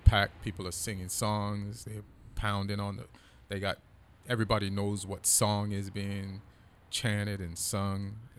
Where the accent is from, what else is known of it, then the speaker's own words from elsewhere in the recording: Jamaica; And I grew up in Jamaica.